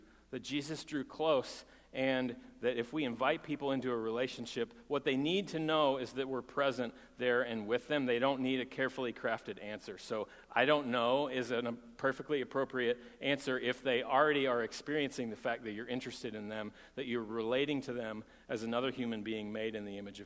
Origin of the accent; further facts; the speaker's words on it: Texas, United States; moved away; I'm from Texas